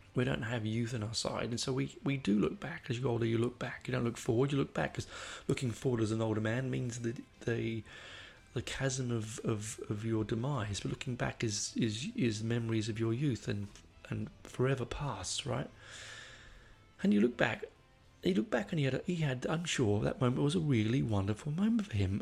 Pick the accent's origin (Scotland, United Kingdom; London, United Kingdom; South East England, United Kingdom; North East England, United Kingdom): London, United Kingdom; moved away; I grew up on the Northern Line, which is a shithole of a of a train line